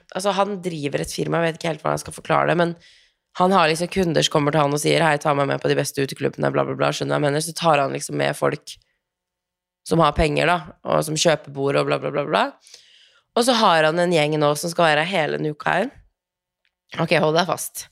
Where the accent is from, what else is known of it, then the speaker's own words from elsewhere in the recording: Tromsø, Troms, Norway; moved away; hjemme i Tromsø